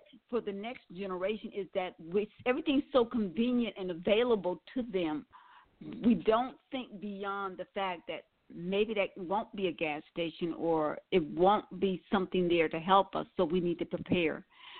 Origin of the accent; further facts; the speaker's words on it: Milwaukee, Wisconsin, United States; also born or lived in New Orleans, Louisiana; I was born in New Orleans, raised in Milwaukee, Wisconsin